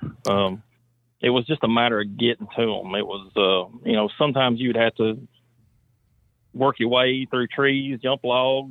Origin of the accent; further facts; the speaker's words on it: Center Hill Lake, Tennessee, United States; I grew up on Center Hill Lake